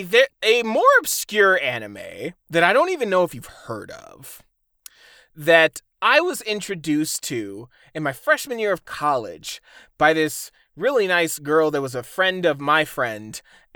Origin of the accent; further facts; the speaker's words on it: Midwest, United States; I'm from the Midwest. I get the accent to prove it.